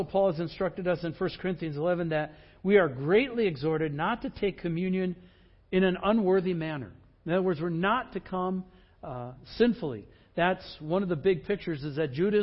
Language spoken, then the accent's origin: English; Midwest, United States; I grew up in the Midwest